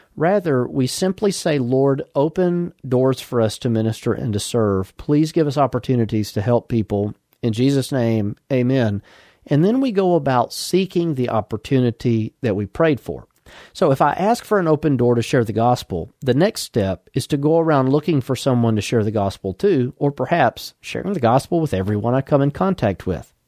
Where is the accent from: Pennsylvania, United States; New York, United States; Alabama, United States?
Alabama, United States; Birmingham; now in Huntsville, United States; I was born in Birmingham, Alabama, and for the last fifteen-plus years, we've lived here in Huntsville, Alabama